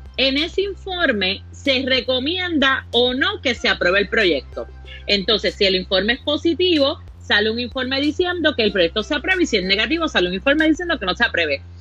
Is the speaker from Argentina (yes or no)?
no; Caguas, Puerto Rico; also born or lived in Gurabo; now in San Juan, Puerto Rico; yo vivo en San Juan por razones de trabajo, pero mi corazón está en Caguas